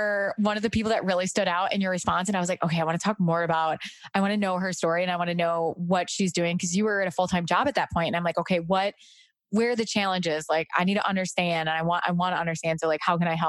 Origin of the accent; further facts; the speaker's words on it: Dubuque, Iowa, United States; moved away as an adult; now in Chicago, United States; I'm originally born and raised in Iowa, from Dubuque, Iowa